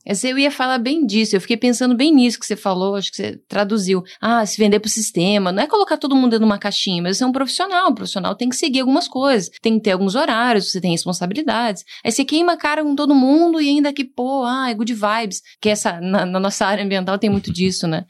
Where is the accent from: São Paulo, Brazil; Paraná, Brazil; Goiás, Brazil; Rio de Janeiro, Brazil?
Paraná, Brazil; Curitiba; eu sou de Curitiba